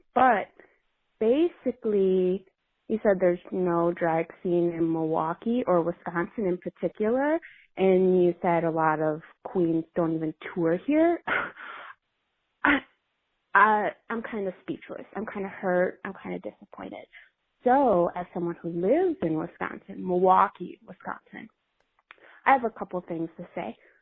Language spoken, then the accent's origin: English; Brazil; moved away as an adult; now in New York City, United States; I'm from Brazil, but I'm studying in New York City.